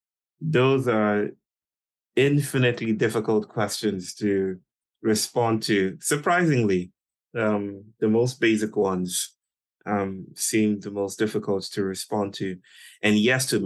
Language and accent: English; Nigeria; I was born in Nigeria in 1983 to a beautiful family